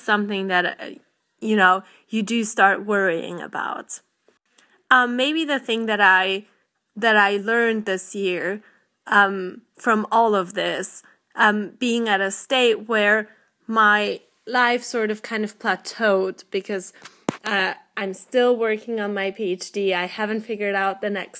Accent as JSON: {"language": "English", "country": "Poland", "moved": "yes", "lives_now": "United Kingdom", "said": "I'm from Poland originally, but I live in the United Kingdom at the moment"}